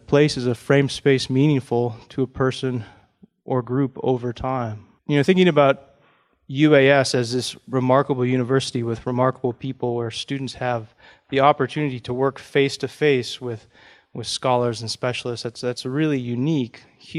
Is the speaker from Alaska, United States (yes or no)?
yes; Fairbanks, Alaska, United States; I grew up in Fairbanks and in the interior part of the state